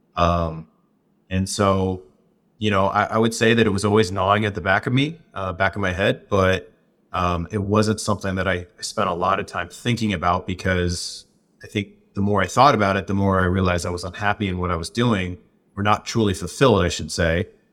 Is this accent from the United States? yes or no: yes; Southwest, United States; where I grew up in the Southwest